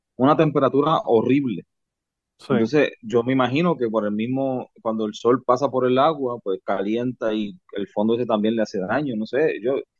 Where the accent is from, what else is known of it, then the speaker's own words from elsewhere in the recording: Yabucoa, Puerto Rico; moved away as an adult; now in United States; yo me crié en Puerto Rico, viví allá hasta los 24 años